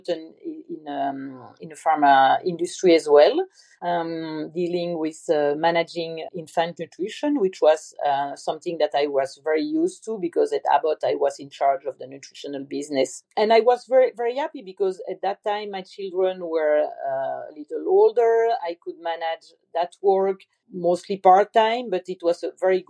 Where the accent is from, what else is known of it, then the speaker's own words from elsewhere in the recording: Belgium; moved away as an adult; also born or lived in Portugal; now in Princeton, United States; I'm from Belgium. I grew up in Belgium and I stayed there for 35 years.